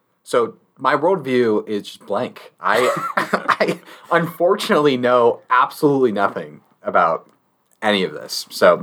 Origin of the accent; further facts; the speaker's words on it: Nebraska, United States; growing up in Nebraska